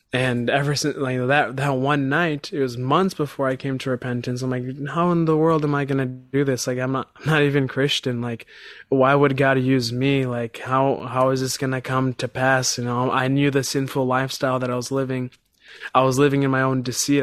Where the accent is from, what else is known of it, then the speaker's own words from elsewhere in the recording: Chicago, Illinois, United States; I'm from Chicago, Illinois